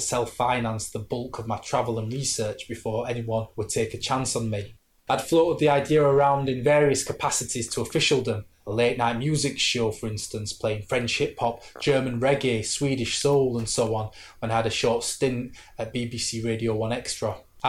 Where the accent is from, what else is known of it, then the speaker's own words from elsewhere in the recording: Sheffield, Yorkshire and the Humber, United Kingdom; I'm working class from Sheffield.